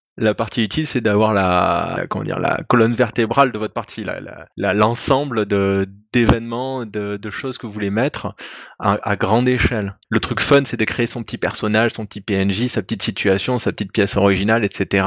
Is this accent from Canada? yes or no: no; France; je suis français